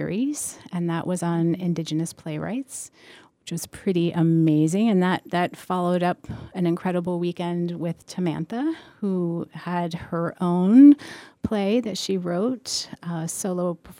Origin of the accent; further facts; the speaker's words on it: Plainfield, Massachusetts, United States; also born or lived in Ashfield, Massachusetts; I grew up in Plainfield. I went to elementary school in Ashfield